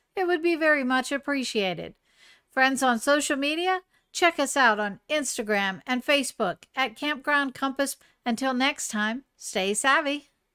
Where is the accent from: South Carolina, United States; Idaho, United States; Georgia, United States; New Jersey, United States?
South Carolina, United States; South Carolina, my home state.